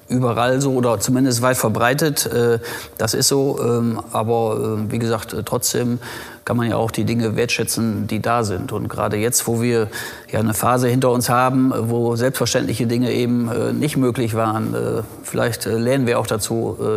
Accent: Rheine, North Rhine-Westphalia, Germany; Rheine ist äh, meine Heimatstadt. Bin hier geboren, aufgewachsen. Ich sage immer, links der Ems geboren und rechts der Ems aufgewachsen.

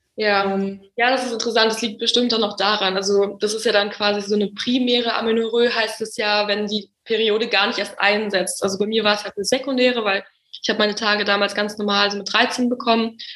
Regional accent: Munich, Bavaria, Germany; now in Berlin, Germany; ganz ursprünglich komme ich aus München

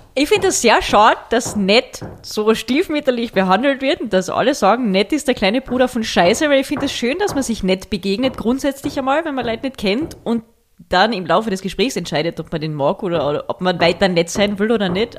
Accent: Völkermarkt, Carinthia, Austria; wir sind in Völkermarkt aufgewachsen und da in einem kleinen Ort daneben

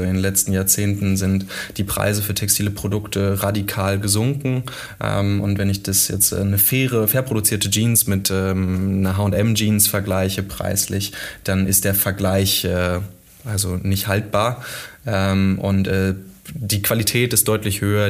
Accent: Witten, North Rhine-Westphalia, Germany; also born or lived in Cologne; ich habe es jetzt persönlich in 30 Jahren auch nie so richtig weit äh, aus dem Ruhrgebiet äh, weggeschafft. Ich habe mal für anderthalb Jahre in Köln gewohnt. Ansonsten ist äh, Witten tatsächlich

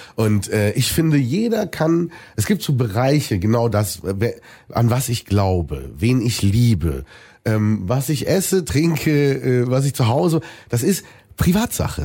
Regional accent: Germany; für Deutschland, für mein Heimatland

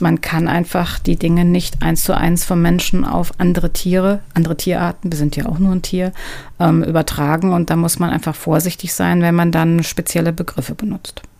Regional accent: Duisburg, North Rhine-Westphalia, Germany; Also geboren bin ich in Nordrhein-Westfalen. Ich komme aus Duisburg.

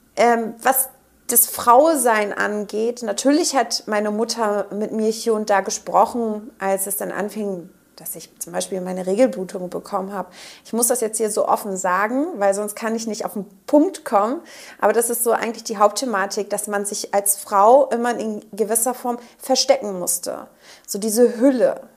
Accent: Quickborn, Schleswig-Holstein, Germany; also born or lived in Schnelsen, Hamburg; now in Hamburg, Germany; ich komme aus äh, Quickborn

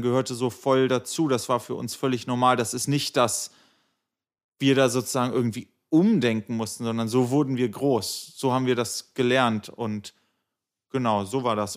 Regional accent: Göttingen, Lower Saxony, Germany; moved away as an adult; now in Berlin, Germany; alles Göttinger gewesen und dann nach dem Abi alle geschlossen nach Berlin gezogen.

